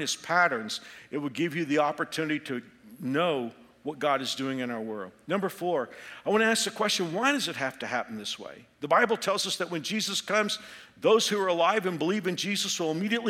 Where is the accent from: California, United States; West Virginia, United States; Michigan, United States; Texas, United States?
Texas, United States; moved away as an adult; now in Kansas, United States; I'm a Texan. I lived the first 28 years of my life in Texas, but I got transferred here